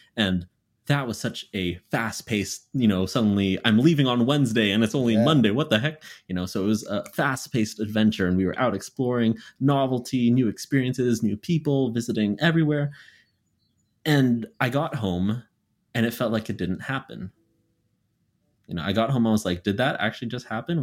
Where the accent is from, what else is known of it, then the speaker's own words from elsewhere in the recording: Canada; moved away as an adult; now in Philadelphia, United States; I just left Canada. I just left home. I left my hometown and moved to a completely different country